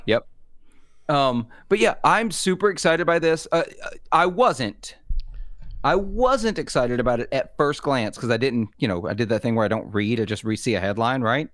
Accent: Mississippi, United States; I am from Mississippi.

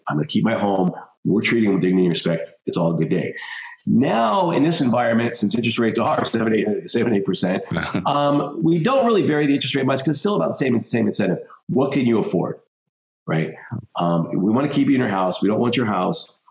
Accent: Denver, Colorado, United States; I grew up in Denver, Colorado.

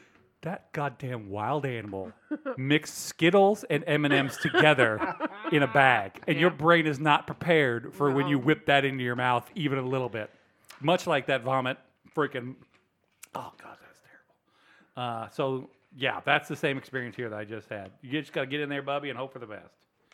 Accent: Virginia, United States; now in Ozarks, United States; I'm from the South, so I'm originally from Virginia, foothills, Blue Ridge Mountains, and then I moved out here to the Ozarks

